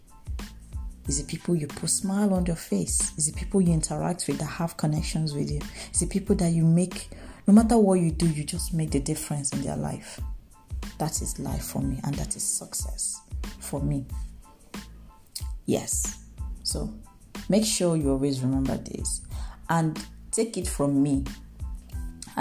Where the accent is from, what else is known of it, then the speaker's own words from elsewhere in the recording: Nigeria; I am a Nigerian.